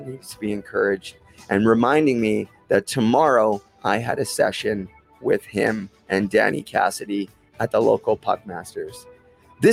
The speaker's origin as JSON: {"language": "English", "town": "Port Coquitlam", "region": "British Columbia", "country": "Canada", "tie": "born or raised there", "said": "When I was 8 years old in my hometown of Port Coquitlam, we got our very own indoor hockey training center"}